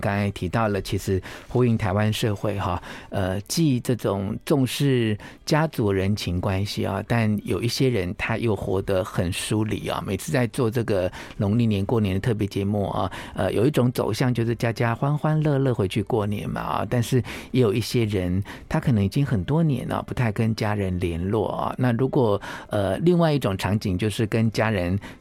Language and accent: Chinese; Taiwan; 我们台湾人